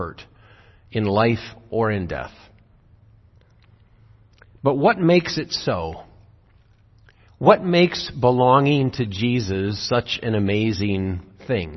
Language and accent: English; Zeeland, Michigan, United States; When I grew up in Zeeland, everyone went to church every Sunday